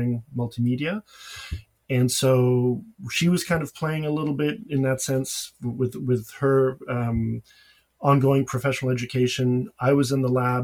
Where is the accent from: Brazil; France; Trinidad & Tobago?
France; Paris, Île-de-France; moved away as an adult; now in United States; I grew up in Paris